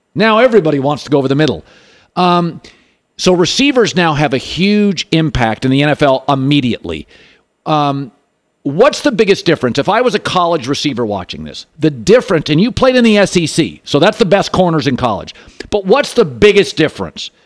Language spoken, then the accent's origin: English; Seattle, Washington, United States; now in Los Angeles, United States; Puget Sound, Seattle, my hometown